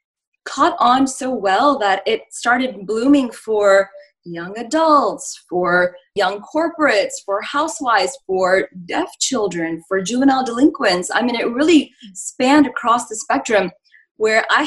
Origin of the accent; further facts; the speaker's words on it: Houston, Texas, United States; moved away as an adult; also born or lived in India; born in India, but raised here in the United States in Houston, Texas, which I call home.